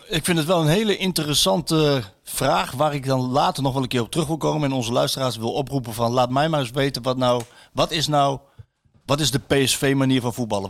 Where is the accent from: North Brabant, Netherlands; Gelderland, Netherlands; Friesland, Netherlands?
Gelderland, Netherlands; Apeldoorn; moved away; ik ben in Apeldoorn ben ik opgegroeid, deels